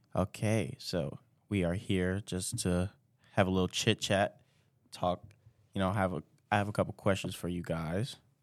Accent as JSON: {"language": "English", "town": "New York City", "region": "New York", "country": "United States", "moved": "as an adult", "lives_now": "Plattsburgh, United States", "said": "I'm from New York City, Brooklyn, New York"}